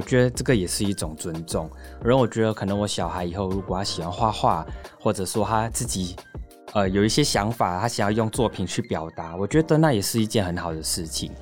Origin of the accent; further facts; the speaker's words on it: Singapore; moved away as an adult; also born or lived in Taiwan; now in Tamsui, Taiwan; 我是来自新加坡嘛，那我也是台湾女婿。 然后我在台湾已经第三年了。嗯。那现在是在淡水区开了一间甜点工作室，叫R B K Curry